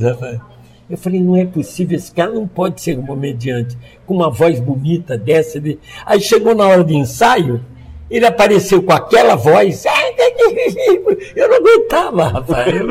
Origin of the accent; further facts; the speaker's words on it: Niterói, Rio de Janeiro, Brazil; also born or lived in São Paulo; now in Santa Catarina, Brazil; eu tenho cara de baiano, nome de alemão e nasci em Niterói